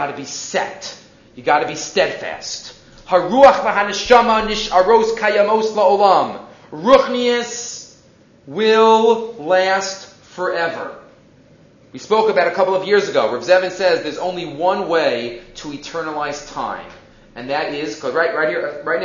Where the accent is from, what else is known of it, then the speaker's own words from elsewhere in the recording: New York City, New York, United States; I grew up in Far Rockaway